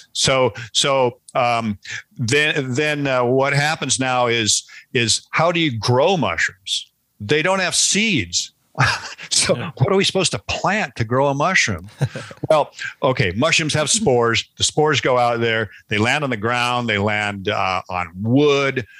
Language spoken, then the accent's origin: English; Seattle, Washington, United States; I grew up in Seattle, which is a perfect climate for wild mushrooms